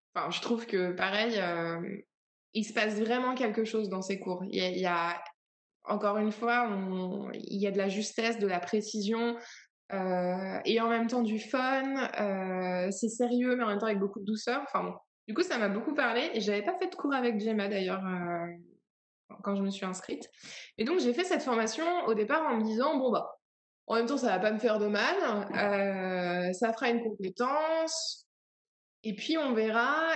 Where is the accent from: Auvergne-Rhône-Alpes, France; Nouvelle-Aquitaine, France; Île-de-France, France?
Île-de-France, France; Paris region, near Melun; moved away as an adult; J'ai grandi en région parisienne, donc euh, longtemps, quand on me demandait, on me dit alors, t'as grandi où Je dis ah bah, voilà, à côté de Melun